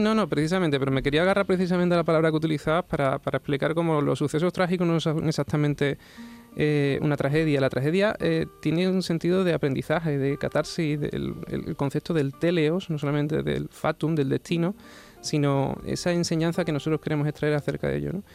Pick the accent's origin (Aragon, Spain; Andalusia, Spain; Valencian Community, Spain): Andalusia, Spain; Huelva; now in Sanlúcar de Barrameda, Spain; yo soy de Huelva, sí, pero me fui de una costa a la otra